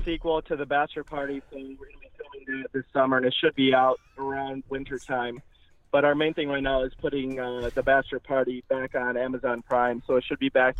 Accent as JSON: {"language": "English", "region": "Michigan", "country": "United States", "tie": "born or raised there", "moved": "yes", "lives_now": "Los Angeles, United States", "said": "I grew up in Michigan"}